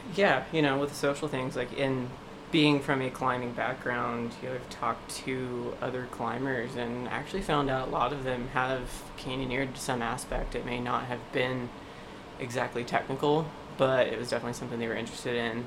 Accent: East Coast, United States; moved away; growing up on the East Coast

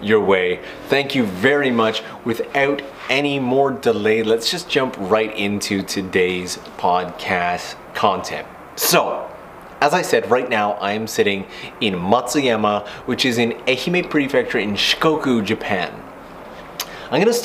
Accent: Canada; now I'm from a slightly smaller town in Canada

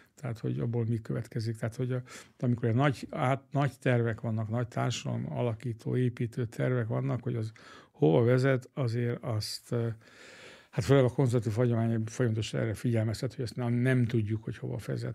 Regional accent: Hungary

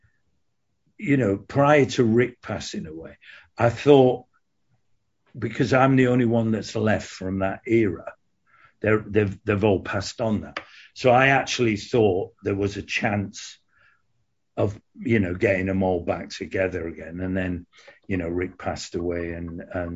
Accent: Hull, Yorkshire and the Humber, United Kingdom; moved away as an adult; also born or lived in London; I left Hull, my hometown, and went down to London

